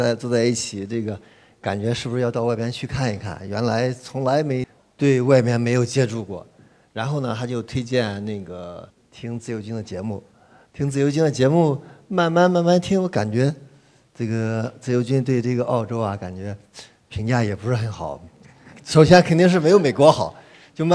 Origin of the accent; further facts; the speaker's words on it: Hefei, Anhui, China; 我是来自合肥的